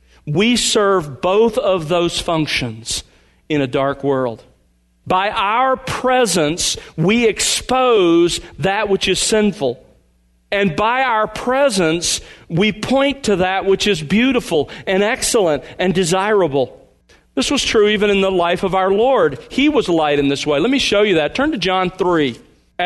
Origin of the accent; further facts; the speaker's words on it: Mobile, Alabama, United States; I grew up in Mobile, Alabama